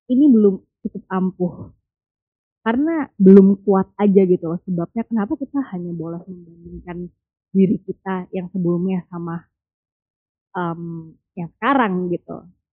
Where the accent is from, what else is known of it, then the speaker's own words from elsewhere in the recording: Java, Indonesia; aku orang Jawa